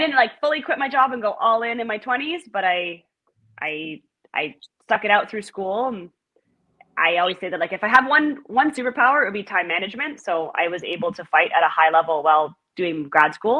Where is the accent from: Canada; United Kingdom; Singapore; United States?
Canada; Ottawa, Ontario; I grew up just outside of Ottawa, and then I moved into the city